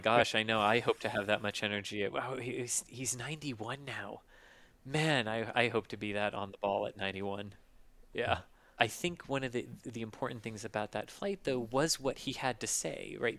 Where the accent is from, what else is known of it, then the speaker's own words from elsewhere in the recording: Florida, United States; I grew up in Florida, just, just north of the Space Center